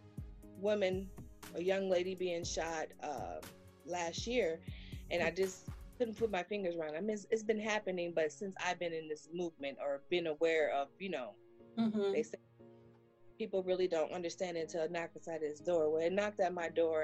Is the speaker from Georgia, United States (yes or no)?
no; Gary, Indiana, United States; now in South Bend, United States; I'm normally from Gary, Indiana